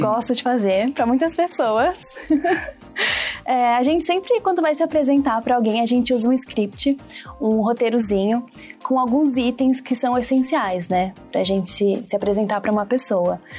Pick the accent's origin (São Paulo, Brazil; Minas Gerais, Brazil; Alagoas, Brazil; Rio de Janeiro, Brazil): São Paulo, Brazil; Diadema; nasci e moro até hoje em Dia Diadema, que é uma das sete grandes cidades que compõem o ABC paulista